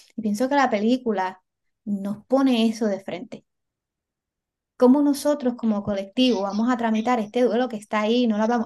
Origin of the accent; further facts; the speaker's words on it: Puerto Rico; los boricuas